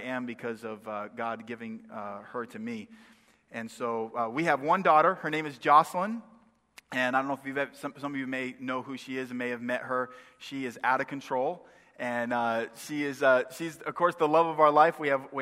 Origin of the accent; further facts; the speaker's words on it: Maine, United States; moved away; also born or lived in northwest Indiana; I am from the north originally. I grew up in Maine.